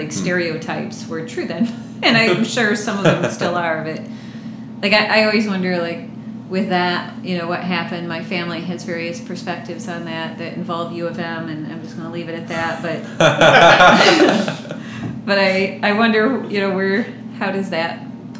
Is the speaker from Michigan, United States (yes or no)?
yes; Holland, Michigan, United States; I grew up in Holland, Michigan